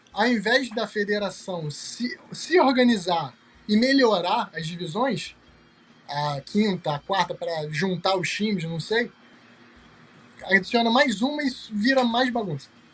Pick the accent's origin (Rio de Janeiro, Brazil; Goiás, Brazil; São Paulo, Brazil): Rio de Janeiro, Brazil; eu que sou do Rio